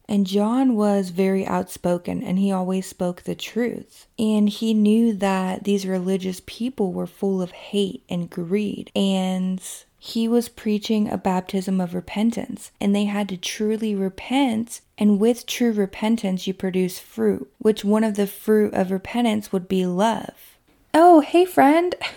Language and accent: English; Kentucky, United States; my hometown in Kentucky